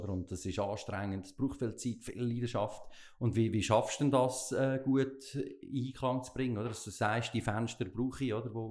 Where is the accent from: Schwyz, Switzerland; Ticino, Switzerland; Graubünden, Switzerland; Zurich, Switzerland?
Graubünden, Switzerland; Ja, im, äh, im Oberland, im Lugnetz